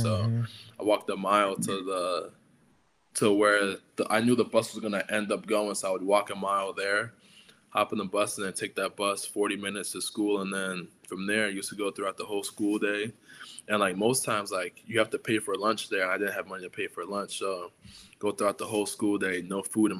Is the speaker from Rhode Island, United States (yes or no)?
yes; Providence, Rhode Island, United States; because I'm coming from Providence inner city, where it's a lot of like Black, a lot of Hispanic. You know, it's like very like diverse in culture.